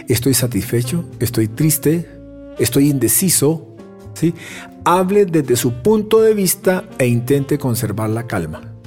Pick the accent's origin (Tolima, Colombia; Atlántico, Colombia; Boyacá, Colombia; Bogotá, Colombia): Tolima, Colombia; yo soy tolimense